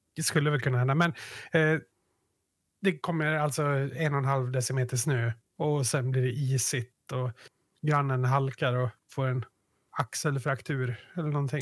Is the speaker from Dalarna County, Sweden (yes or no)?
yes; Yttermalung, Dalarna County, Sweden; vi utgår bara från Yttermalung nu, där vi växte upp